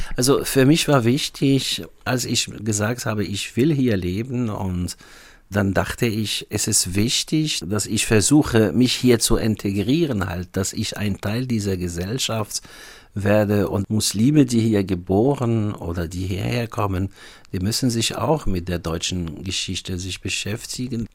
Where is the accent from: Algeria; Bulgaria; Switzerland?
Algeria; German is a second language; moved away as an adult; now in Freiburg, Germany; Also ich stamme aus Algerien und ich kam im Jahr 1992 hierher wegen dem Studium und äh, man ist antisemitisch aufgewachsen in Algerien